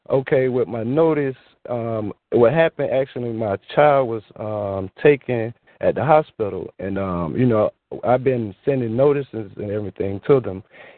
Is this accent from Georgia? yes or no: yes; Georgia; I'm from Georgia, Republic of Georgia.